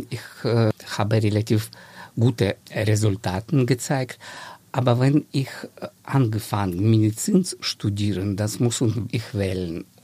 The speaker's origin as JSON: {"language": "German", "town": "Dnipro", "region": "Dnipropetrovsk Oblast", "country": "Ukraine", "tie": "born or raised there", "second_language": "German", "said": "Ursprünglich ich stamme aus der Ukraine. Das ist alle meine Verwandte, auch Ukrainer. Und ich habe aufgewachsen in einer schönen Stadt. Jetzt heißt diese Stadt Dnipro."}